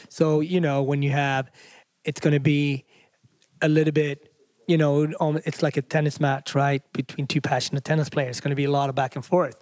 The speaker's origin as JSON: {"language": "English", "country": "Sweden", "tie": "born or raised there", "also_born_or_lived": "Africa", "moved": "yes", "lives_now": "New York, United States", "said": "I grew up in Sweden, I'm from Africa, I live in New York."}